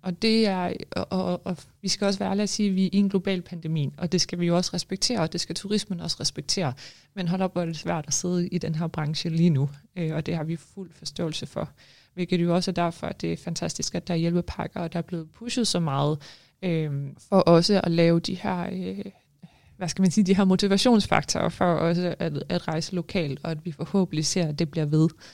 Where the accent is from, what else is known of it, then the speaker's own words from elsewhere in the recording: Denmark; moved away as an adult; now in Greenland; jeg er jo født og opvokset i Danmark